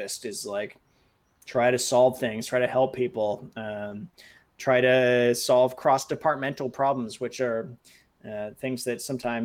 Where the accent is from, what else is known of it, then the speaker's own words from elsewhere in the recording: San Francisco Bay Area, California, United States; moved away as an adult; also born or lived in Japan; I had been living in the San Francisco Bay Area. Since I was, cognizant, when I was a baby, I lived in different places. But since I was a child and actually knew where I was, so it felt like my hometown.